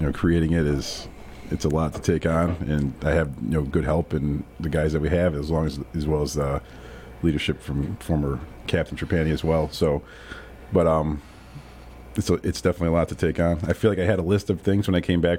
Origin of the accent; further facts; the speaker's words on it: Pittsfield, Massachusetts, United States; Grew up in Pittsfield, born and raised in Pittsfield, went to Pittsfield schools